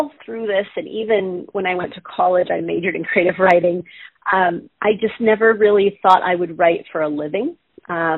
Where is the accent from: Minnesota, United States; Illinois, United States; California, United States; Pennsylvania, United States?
California, United States; Southern; I grew up in Southern California.